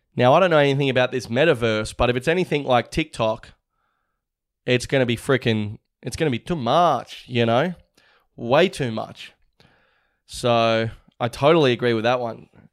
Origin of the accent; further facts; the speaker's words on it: Australia; we're all Aussie.